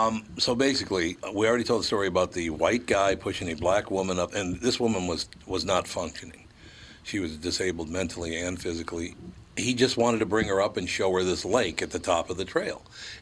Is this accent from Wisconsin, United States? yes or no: yes; Wisconsin, United States; we're from Wisconsin